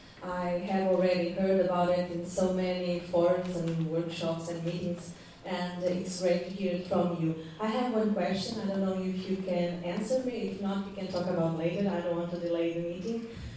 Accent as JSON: {"language": "English", "country": "Portugal", "said": "from where I come from Portugal"}